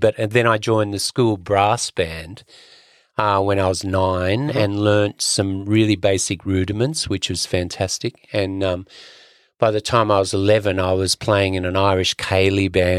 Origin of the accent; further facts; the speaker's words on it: Sydney, New South Wales, Australia; I grew up in Sydney, my father's parents emigrated from the west coast of Ireland.